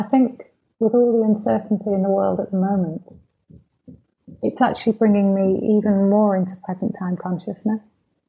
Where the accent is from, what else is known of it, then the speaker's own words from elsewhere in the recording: Manchester, North West England, United Kingdom; now in Cheshire, United Kingdom; I'm from Manchester